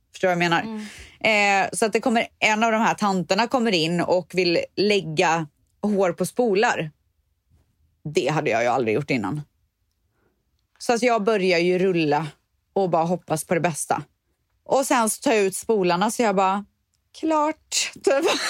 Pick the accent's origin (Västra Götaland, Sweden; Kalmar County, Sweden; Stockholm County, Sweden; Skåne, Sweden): Västra Götaland, Sweden; Borås; moved away as an adult; also born or lived in Spain; jag var så jävla trött på Borås där jag kommer ifrån